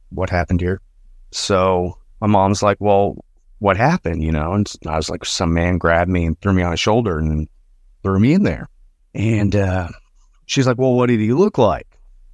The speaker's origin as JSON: {"language": "English", "region": "Arkansas", "country": "United States", "said": "So I'm from Northwest Arkansas. All these stories pretty much take place in Northwest Arkansas"}